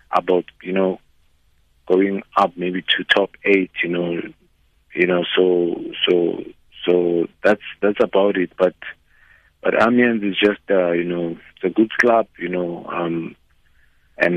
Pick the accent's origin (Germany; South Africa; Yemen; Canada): South Africa; moved away as an adult; also born or lived in Portugal; now in France; as a South African